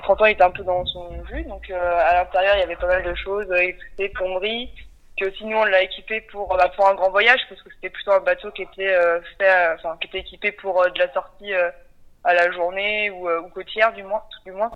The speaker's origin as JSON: {"language": "French", "town": "Nantes", "region": "Pays de la Loire", "country": "France", "said": "j'ai 28 ans, du coup je suis originaire de Nantes"}